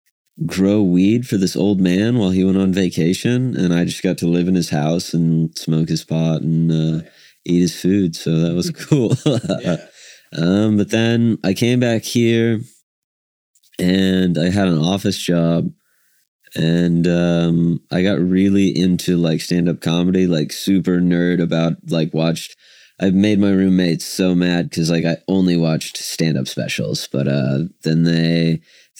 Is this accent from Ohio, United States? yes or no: no; Woodward, Oklahoma, United States; also born or lived in Oregon; now in Oklahoma City, United States; I grew up in Woodward, Oklahoma